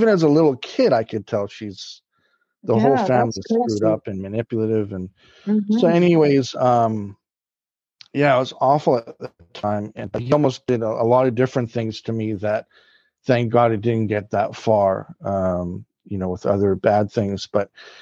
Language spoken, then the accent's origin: English; Vancouver, British Columbia, Canada; I was born in Vancouver, BC, Canada